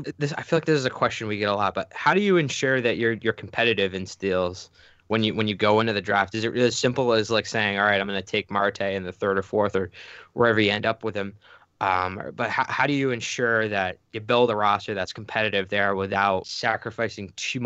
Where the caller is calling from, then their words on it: Buffalo, New York, United States; I'm calling in from Buffalo right now.